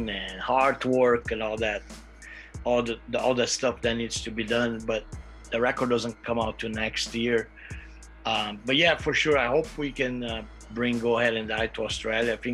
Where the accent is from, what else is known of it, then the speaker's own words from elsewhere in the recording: Brazil; I'm from Brazil